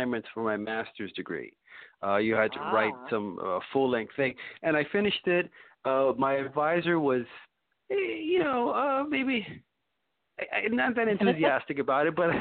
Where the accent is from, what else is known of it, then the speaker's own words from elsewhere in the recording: New York City, New York, United States; also born or lived in Jersey City; born and raised in Brooklyn, and the farthest I've moved away is to Jersey City